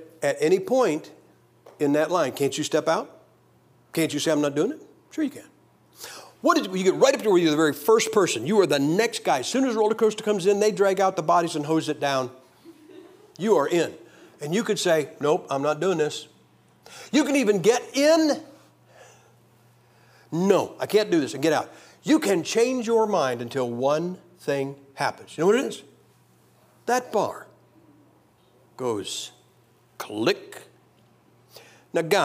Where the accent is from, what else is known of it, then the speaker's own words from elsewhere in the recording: Massillon, Ohio, United States; moved away as an adult; Massillon, Ohio, my hometown